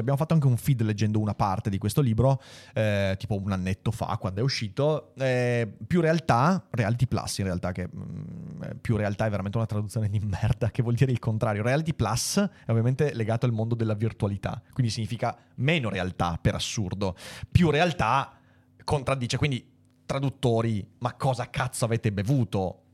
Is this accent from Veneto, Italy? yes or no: yes; Veneto, Italy; da Veneto Doc